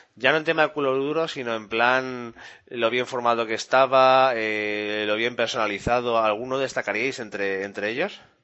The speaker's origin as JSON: {"language": "Spanish", "country": "Spain", "said": "somos los españoles"}